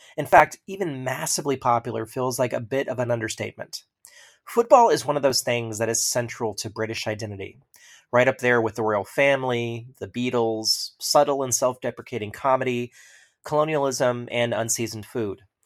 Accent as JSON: {"language": "English", "country": "United States", "said": "as an American"}